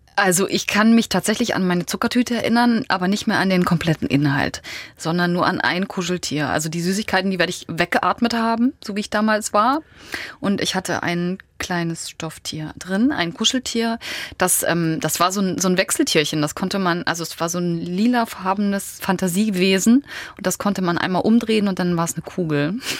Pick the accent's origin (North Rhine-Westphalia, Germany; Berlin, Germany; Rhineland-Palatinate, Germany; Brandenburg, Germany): Brandenburg, Germany; Lübbenau; im Lübbenau im Spreewald. Und das ist schon eine ganze Weile her. Ich bin 1976 eingeschult worden